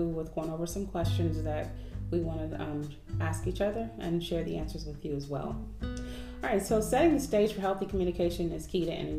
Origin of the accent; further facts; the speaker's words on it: Oakland, California, United States; now in Atlanta, United States; We're in Atlanta now, but we're from Oakland, California